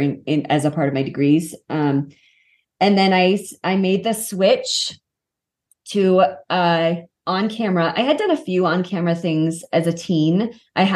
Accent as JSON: {"language": "English", "town": "Kansas City", "region": "Missouri", "country": "United States", "tie": "born or raised there", "also_born_or_lived": "Los Angeles, United States", "moved": "as an adult", "lives_now": "Colorado, United States", "said": "I grew up in Kansas City. Colorado is my actual home"}